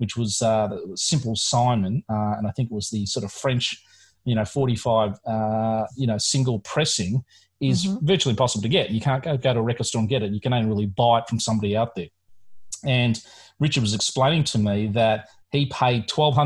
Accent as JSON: {"language": "English", "town": "Melbourne", "region": "Victoria", "country": "Australia", "tie": "born or raised there", "said": "I am from Melbourne, Australia"}